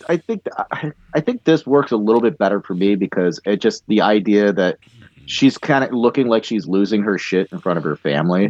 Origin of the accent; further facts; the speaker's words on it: United States; I am an American